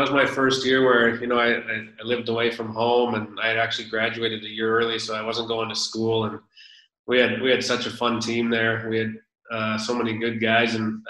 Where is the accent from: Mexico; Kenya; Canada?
Canada; Vernon, British Columbia; now in Switzerland; I grew up in Vernon, and I lived so close to Silver Star